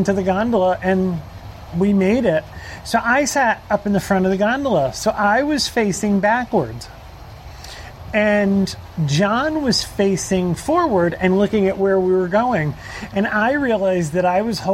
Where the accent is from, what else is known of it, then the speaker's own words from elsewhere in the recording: Orlando, Florida, United States; we were from Orlando